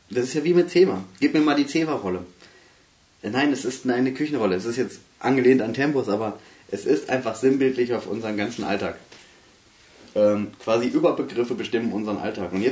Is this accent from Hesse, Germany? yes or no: yes; North Hesse, Germany; ich komme aus Nordhessen.